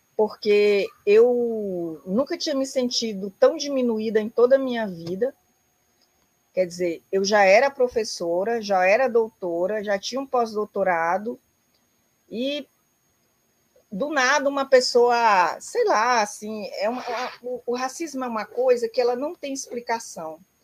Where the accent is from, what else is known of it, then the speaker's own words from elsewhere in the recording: southern Piauí, Brazil; moved away; also born or lived in Rio Grande do Sul / Brasília / Novo Hamburgo; eu sou do sul do Piauí